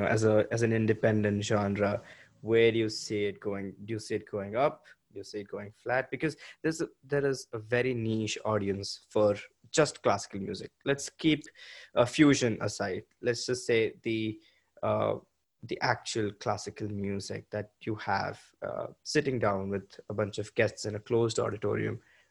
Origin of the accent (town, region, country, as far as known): India